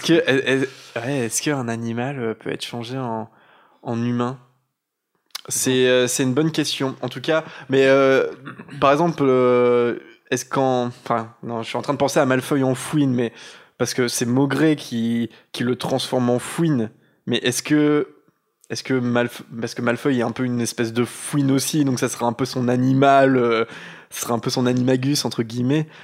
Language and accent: French; Normandy, France; moved away as an adult; also born or lived in Caen; now in Lyon, France; on est normand, on est en Normandie